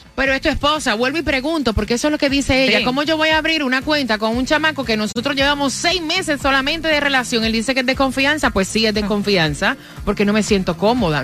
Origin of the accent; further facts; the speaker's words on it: Colombia; soy colombiana